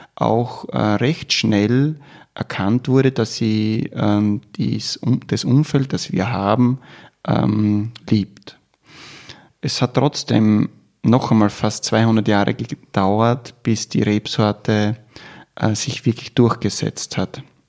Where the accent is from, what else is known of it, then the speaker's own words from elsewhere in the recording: Styria, Austria; bei uns in der Steiermark